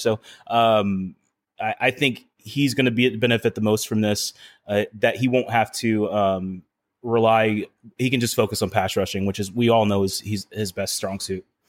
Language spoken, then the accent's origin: English; Houston, Texas, United States; growing up in Houston